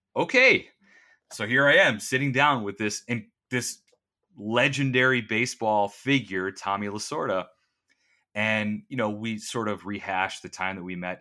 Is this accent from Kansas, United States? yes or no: no; Valparaiso, Indiana, United States; I grew up in Valparaiso, which is about forty-five minutes to an hour outside of downtown